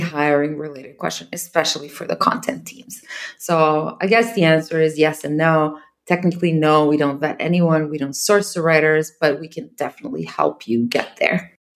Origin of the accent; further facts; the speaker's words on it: Serbia; I'm from Serbia. I hire, obviously, in my own country.